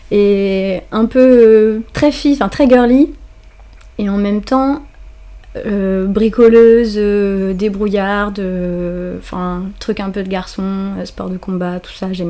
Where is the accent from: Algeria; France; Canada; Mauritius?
France; Normandy; moved away as an adult; also born or lived in Paris; À la base, je suis originaire de Normandie.